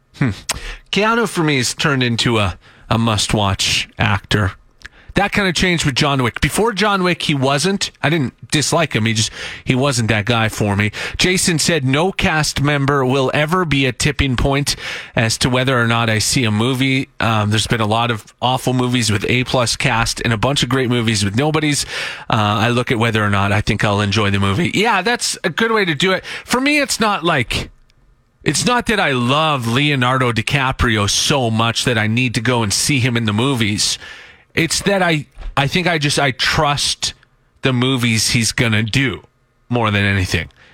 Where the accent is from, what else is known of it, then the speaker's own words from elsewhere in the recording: Saskatchewan, Canada; moved away as an adult; now in Edmonton, Canada; I'm from Saskatchewan originally